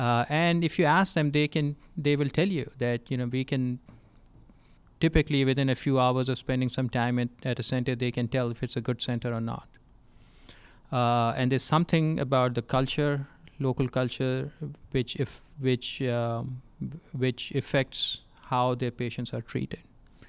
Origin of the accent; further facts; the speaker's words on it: Texas, United States; I'm from Texas, and Texas has a statewide trauma system and their own designation system.